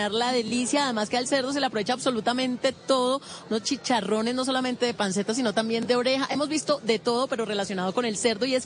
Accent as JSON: {"language": "Spanish", "town": "Cali", "region": "Valle del Cauca", "country": "Colombia", "said": "Yo como buena caleña"}